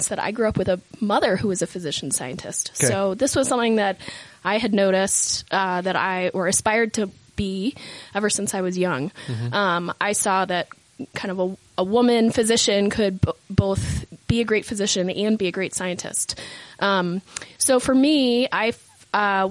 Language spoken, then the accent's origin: English; Boston, Massachusetts, United States; moved away as an adult; now in Utah, United States; I grew up in Boston, okay. Massachusetts